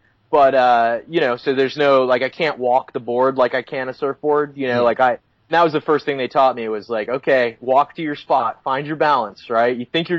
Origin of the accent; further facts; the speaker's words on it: West Palm Beach, Florida, United States; moved away as an adult; now in Southern California, United States; I grew up in Florida, where there is really warm water but really small waves. Whereabouts in Florida? In West Palm Beach.